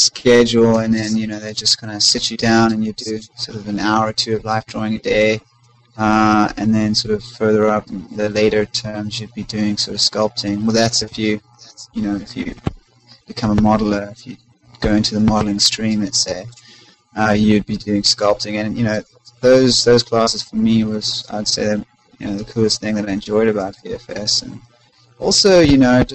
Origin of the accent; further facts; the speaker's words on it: South Africa; moved away; I'm originally from South Africa.